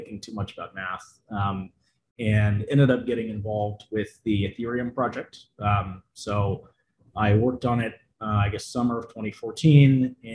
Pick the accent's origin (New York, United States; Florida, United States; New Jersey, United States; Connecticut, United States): New York, United States; New York City; I'm from New York City, pretty technical person